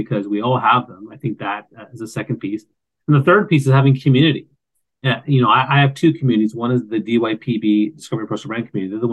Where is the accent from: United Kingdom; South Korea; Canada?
Canada; East Coast of Canada; I grew up on the East Coast of Canada